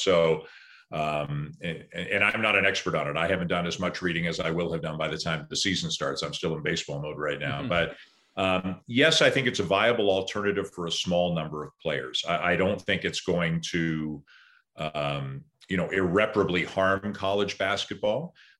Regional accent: Canada; You know, in the past, Canadians, there would be two or three guys in the NBA, but, you know, usually they were bench players. You know, we'd have some good college players

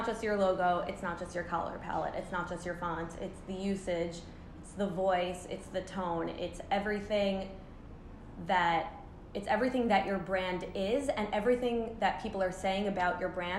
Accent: United States; I'm American.

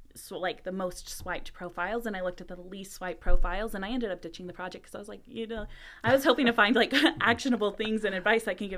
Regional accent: the South, United States; I'm from the South.

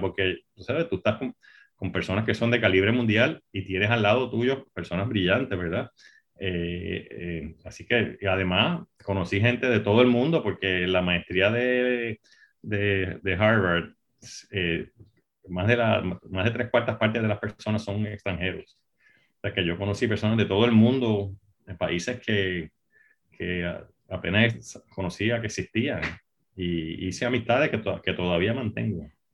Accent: Puerto Rico; nací y me crié en Puerto Rico

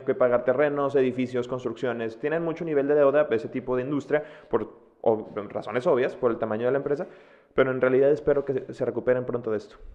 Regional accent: Mexico; siendo mexicana

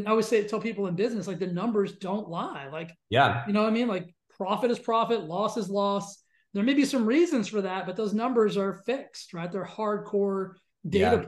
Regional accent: Texas, United States; I grew up in Texas

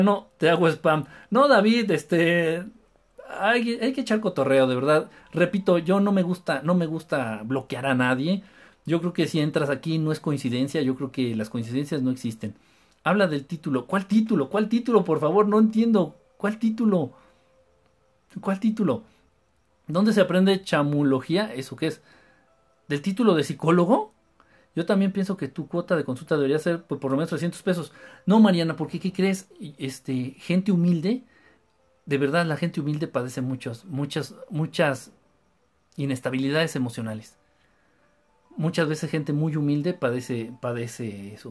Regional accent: Mexico City, Mexico; De la Ciudad de México

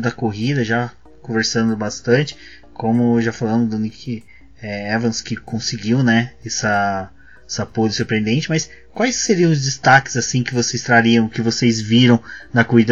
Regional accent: Brazil; a gente é brasileiro

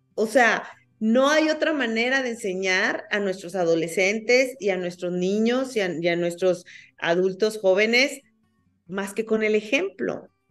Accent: Mexico; los mexicanos somos

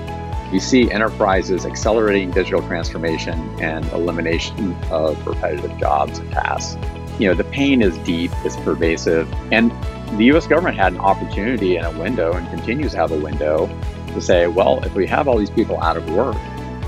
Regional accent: West Virginia, United States; moved away; When I was growing up in West Virginia in the 80s, it was a pretty vibrant economy

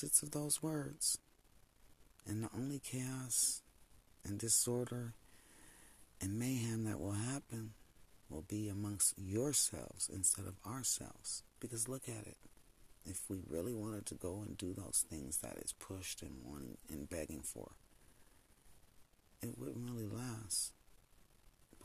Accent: United States; I was born here in the United States

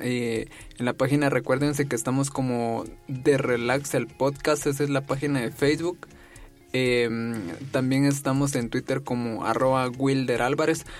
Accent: Jalapa, Guatemala; yo soy de Jalapa, de un municipio de Jalapa

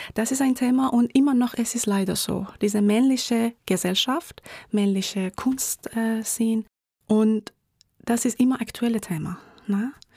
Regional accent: Tehran, Tehran Province, Iran; German is a second language; moved away as an adult; now in Graz, Austria; woher kommst du? Ich sage immer aus dem Iran

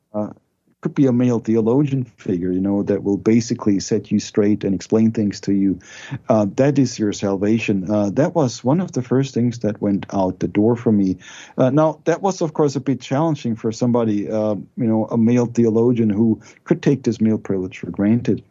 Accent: Germany; moved away as an adult; now in United States; I was raised in Germany.

